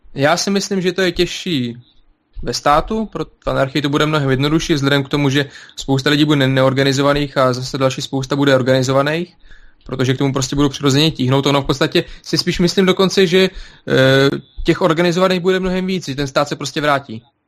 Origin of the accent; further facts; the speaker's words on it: Belarus; now in Czech Republic; jsem z Běloruska